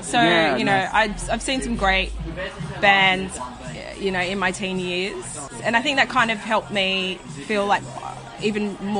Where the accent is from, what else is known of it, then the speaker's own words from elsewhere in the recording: Sydney, New South Wales, Australia; I grew up in Riverwood. Right. She's like a southwest Sydney suburb.